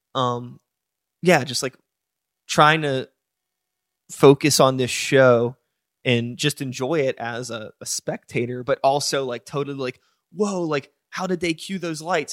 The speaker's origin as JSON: {"language": "English", "country": "United States", "said": "I am American"}